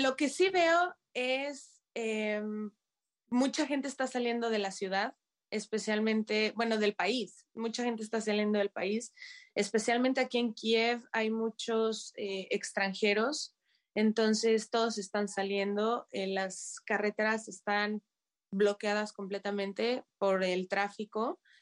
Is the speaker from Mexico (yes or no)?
yes; Mexico; moved away as an adult; now in Kyiv, Ukraine; como mexicana, como foráneo